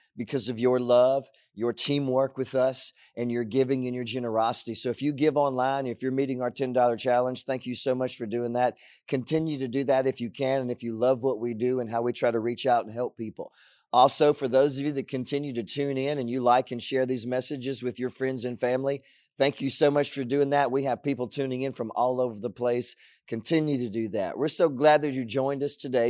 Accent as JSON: {"language": "English", "region": "Southwest Louisiana", "country": "United States", "tie": "born or raised there", "said": "I was growing up in Southwest Louisiana"}